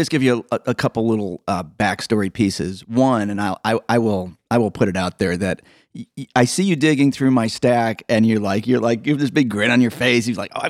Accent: Evanston, Illinois, United States; I grew up here in Evanston

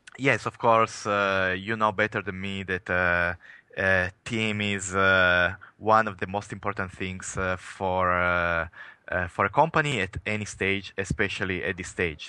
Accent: Italy; English is a second language; moved away; as you can probably tell from my accent, I'm, I am coming from Italy

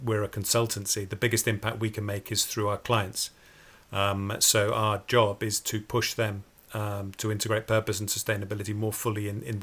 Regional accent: Port Sunlight, North West England, United Kingdom; I grew up near Port Sunlight, just opposite Liverpool

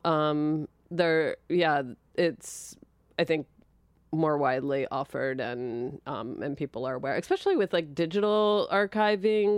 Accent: Linwood, New Jersey, United States; born or raised there; also born or lived in Philadelphia

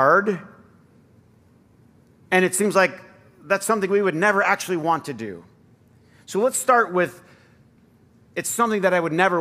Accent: Flint, Michigan, United States; how I grew up, you know, in Flint

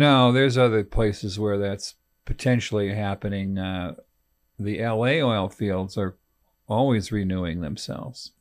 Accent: California, United States; moved away; also born or lived in Texas; I'm, I'm from California

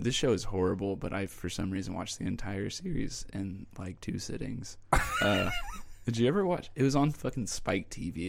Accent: Tulsa, Oklahoma, United States; also born or lived in Dallas, Texas; I was from Tulsa

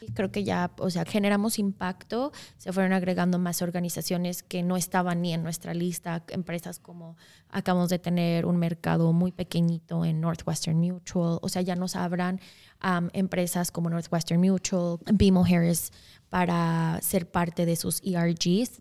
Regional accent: Mexico; now in Wisconsin, United States; soy mexicana de origen. Un poquito de mí, la mitad de mi vida he vivido en México y la mitad he vivido acá

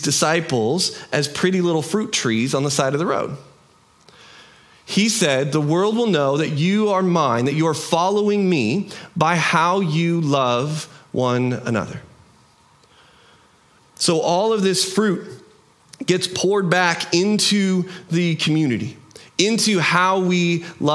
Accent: United States; We in our American culture

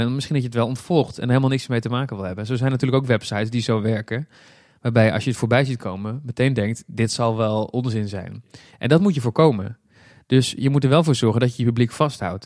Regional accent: Breda, North Brabant, Netherlands; moved away; Ik kom zelf oorspronkelijk uit Breda. Ik ben er inmiddels weg, maar dat ligt dicht bij de Efteling. Dus wij gingen vroeger heel vaak naar de Efteling

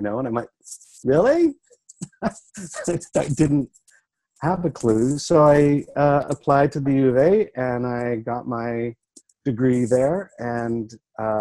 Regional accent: Saskatchewan, Canada; I grew up in Saskatchewan in the 70s.

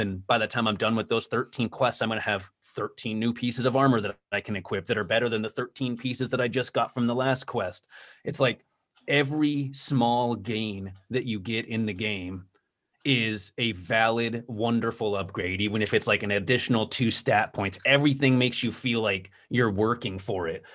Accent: Southern California, United States; I grew up in Southern California, and it's kinda boring there in terms of the weather and stuff like that, but, um, in my earlier teen years, I, we moved up to Northern California

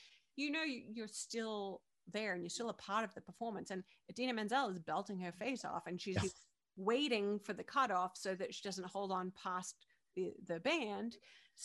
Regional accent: Perth, Western Australia, Australia; moved away as an adult; now in New York, United States; when I was growing up in Perth, Western Australia

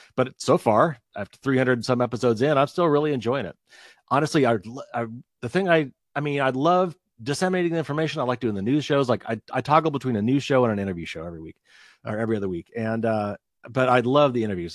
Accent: Indiana, United States; accent: Midwestern; It is Midwestern. I'm from Indiana.

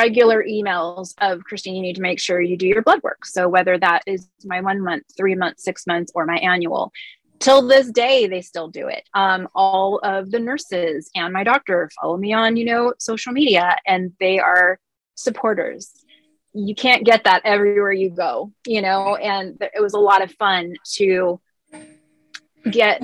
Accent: California, United States; my whole life growing up in California

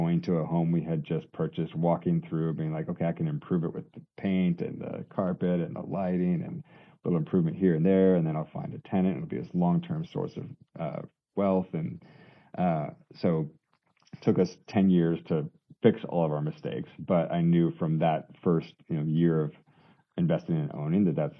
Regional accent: Colorado, United States; moved away as an adult; a Colorado boy coming to the Northeast

